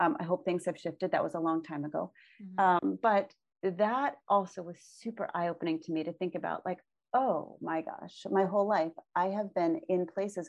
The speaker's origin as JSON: {"language": "English", "town": "Boston", "region": "Massachusetts", "country": "United States", "tie": "born or raised there", "also_born_or_lived": "Lake Michigan area (born)", "moved": "yes", "said": "I grew up near Boston"}